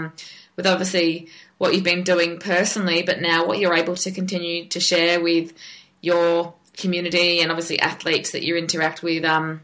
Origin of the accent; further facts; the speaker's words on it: Queensland, Australia; Yeah, I mean, I'm from Queensland too